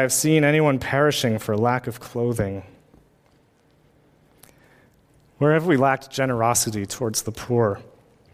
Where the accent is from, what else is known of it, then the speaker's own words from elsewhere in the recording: United States; as an American-born white male with a college education